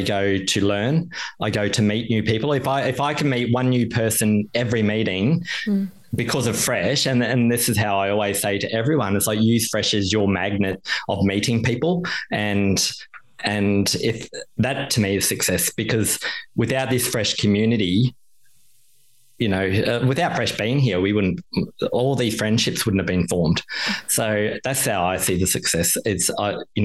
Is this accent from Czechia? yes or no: no; Queensland, Australia; now in Melbourne, Australia; Queensland, my hometown as well.